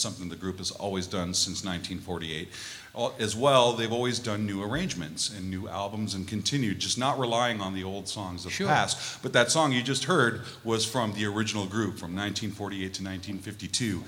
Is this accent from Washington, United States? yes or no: yes; Seattle, Washington, United States; now in Las Vegas, United States; I'm originally from Seattle